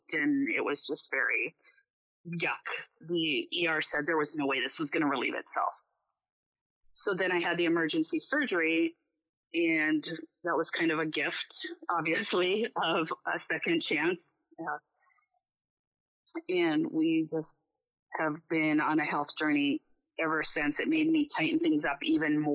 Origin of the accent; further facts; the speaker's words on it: Minnesota, United States; now in Anchorage, United States; I'm from Minnesota.